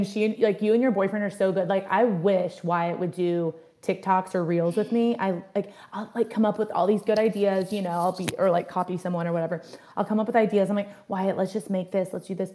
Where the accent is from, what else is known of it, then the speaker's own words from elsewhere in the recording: near Roanoke, Southern Virginia, United States; moved away as an adult; now in Cleveland, United States; I'm from Southern Virginia, kind of close to like where Virginia Tech is, Blacksburg, outside of Roanoke. And we're both from areas that are pretty small